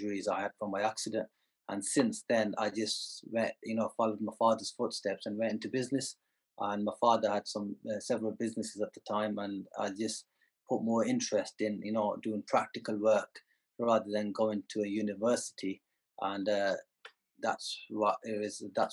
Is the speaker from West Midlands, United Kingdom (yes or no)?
yes; Birmingham, West Midlands, United Kingdom; moved away as an adult; now in Dubai, United Arab Emirates; I was born in the Midlands, and you know, since then we've remained in Birmingham.